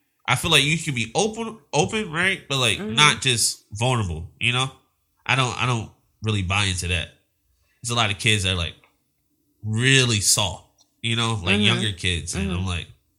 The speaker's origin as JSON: {"language": "English", "town": "Philadelphia", "region": "Pennsylvania", "country": "United States", "moved": "yes", "lives_now": "Los Angeles, United States", "said": "We're both from Philadelphia."}